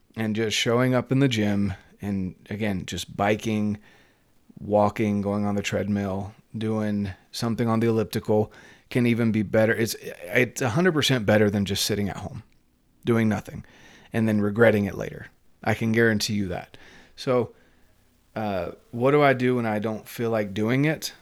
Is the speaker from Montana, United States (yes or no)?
no; North Carolina, United States; moved away; I'm from North Carolina